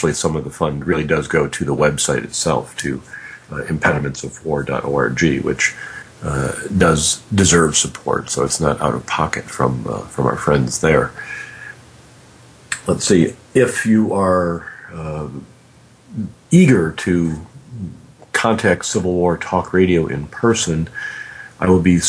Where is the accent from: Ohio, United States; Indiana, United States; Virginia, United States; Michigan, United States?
Michigan, United States; Detroit; I was born in Detroit, Michigan